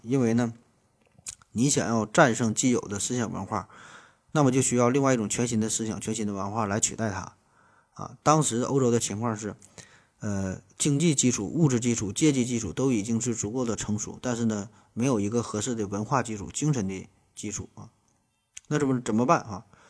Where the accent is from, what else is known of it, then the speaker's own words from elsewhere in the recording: China; 我们中国人从来也不缺乏信仰